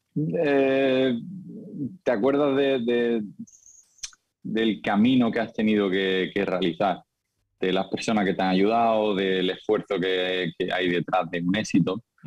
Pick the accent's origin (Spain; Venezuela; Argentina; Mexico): Spain; Seville, Andalusia; moved away as an adult; also born or lived in Lisbon, Portugal; salí de Sevilla muy joven y Lisboa me acogió muy bien